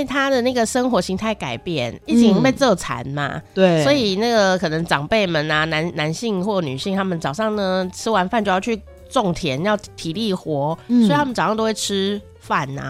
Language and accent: Chinese; Taiwan; 我们台湾人